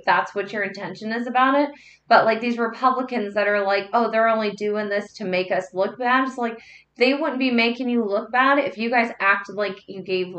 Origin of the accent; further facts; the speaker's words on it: the South, United States; when I grew up, you know, growing up in the South